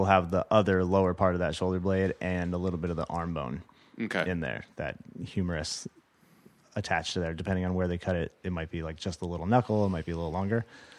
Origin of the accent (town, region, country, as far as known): Los Angeles, California, United States; born or raised there